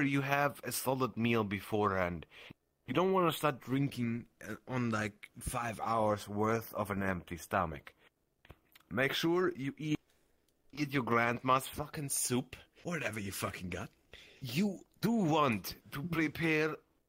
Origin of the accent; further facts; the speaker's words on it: Germany; I'm German.